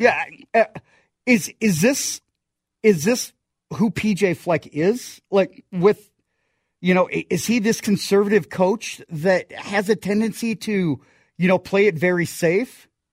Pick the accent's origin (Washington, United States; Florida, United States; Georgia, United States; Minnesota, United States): Minnesota, United States; growing up in Minnesota